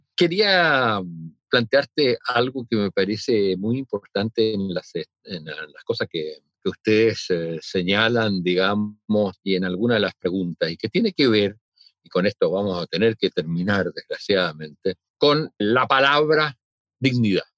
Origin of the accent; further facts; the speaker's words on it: Chile; cómo somos los chilenos